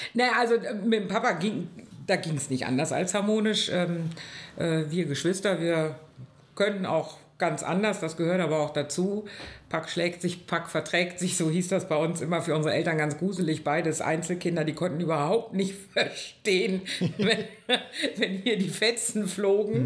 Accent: Bonn, North Rhine-Westphalia, Germany; bin eine Urbonnerin.

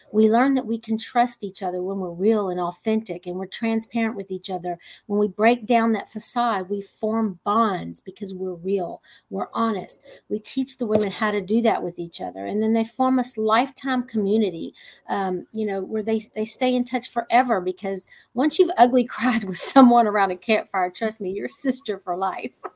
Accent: Texas, United States; I'm just a simple little country girl from Texas

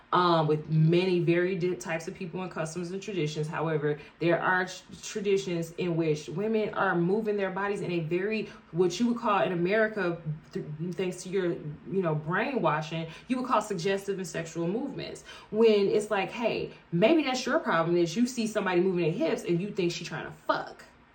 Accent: Chicago, Illinois, United States; Bitch, so I'm from Chicago. Chicago footwork.

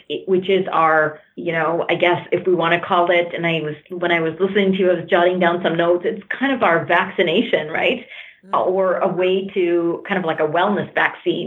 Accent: Canada; I'm Canadian, but my family came from India

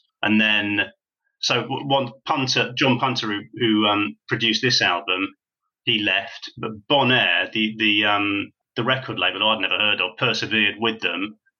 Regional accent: United Kingdom; And of course, being British, I don't know whether that was a handicap or not, but it seems like one to me.

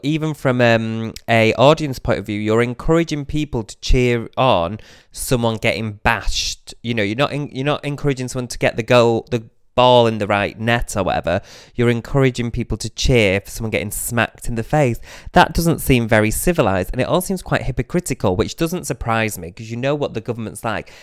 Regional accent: Manchester, North West England, United Kingdom; now in London, United Kingdom; I was coming from Manchester to London

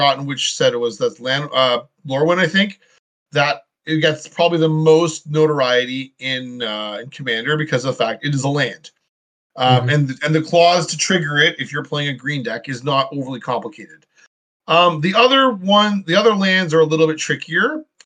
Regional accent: Canada; I'm from Canada

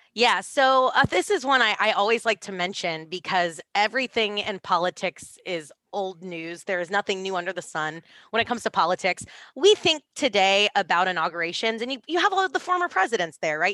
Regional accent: Texas, United States; I'm from Texas

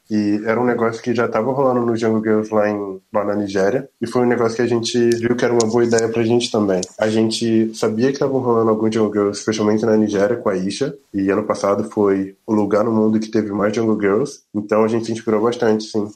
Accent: Rio de Janeiro, Brazil; accent: chiado; moved away as an adult; now in Porto Alegre, Brazil; sou carioca, então falo chiado.

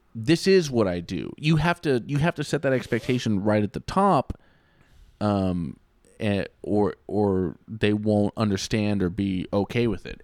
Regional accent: United States; I would just be American

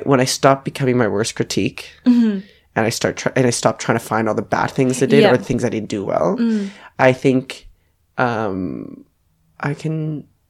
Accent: Edmonton, Alberta, Canada; moved away as an adult; now in Melbourne, Australia; I will always remember my hometown. That's where I started

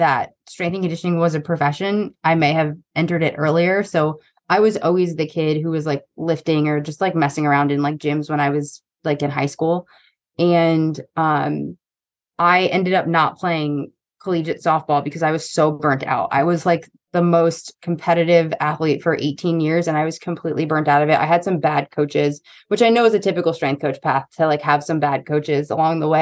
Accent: New York, United States; also born or lived in East Coast; now in Austin, United States; I'm a New Yorker

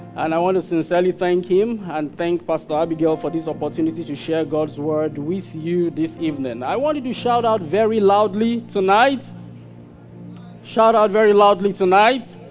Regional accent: Kaduna, Kaduna State, Nigeria; I grew up in Kaduna

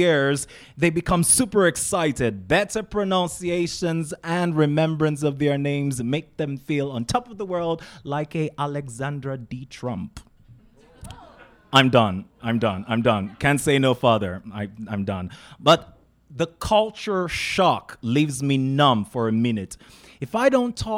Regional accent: Nigeria; now in United States; we're Nigerians

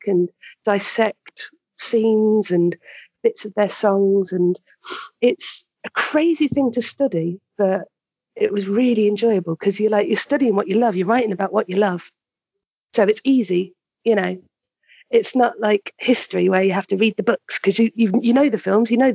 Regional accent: London, United Kingdom; moved away; also born or lived in Blackpool / Liverpool; I was born up north, but I've basically grown up down south, yeah. So I was born in Blackpool and then we moved down to London

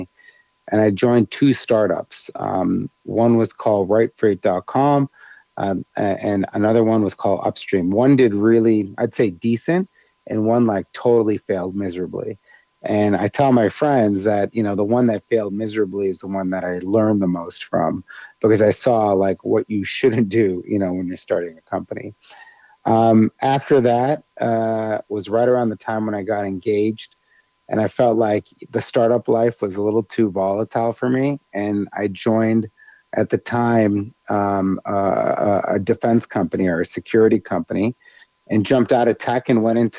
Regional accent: Chicago, Illinois, United States; moved away as an adult; now in Dubai, United Arab Emirates; And then I moved to Chicago and was in the Midwest for most of my life.

